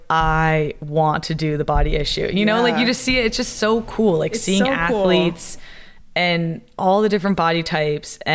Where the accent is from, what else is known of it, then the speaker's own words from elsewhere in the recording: south of Atlanta, Georgia, United States; moved away as an adult; now in Washington, D.C., United States; I'm from Georgia, like south of Atlanta